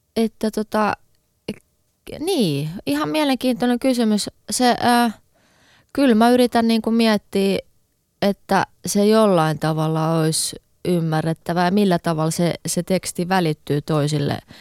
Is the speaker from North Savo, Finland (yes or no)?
no; Helsinki, Uusimaa, Finland; mä oon Helsingistä kotoisin